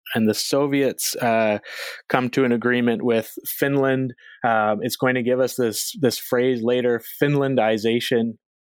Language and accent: English; Canada; moved away as an adult; also born or lived in Philadelphia; I am a Canadian by by birth and by background